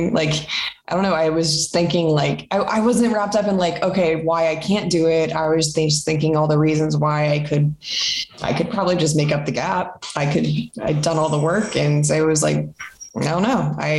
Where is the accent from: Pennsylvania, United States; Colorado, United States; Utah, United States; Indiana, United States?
Colorado, United States; Front Range; My family, I'm from Colorado, from the Front Range.